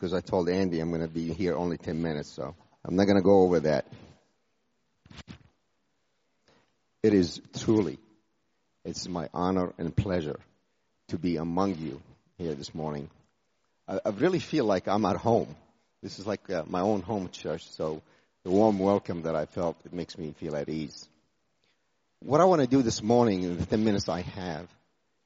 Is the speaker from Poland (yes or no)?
no; Jordan; moved away as an adult; also born or lived in United States; I was born in Jordan from a Muslim background. I went to the U.S. at age 18